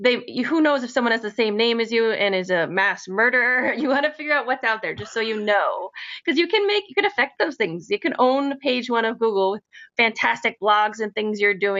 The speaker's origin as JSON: {"language": "English", "region": "Northern Connecticut", "country": "United States", "said": "I'm from actually Northern Connecticut"}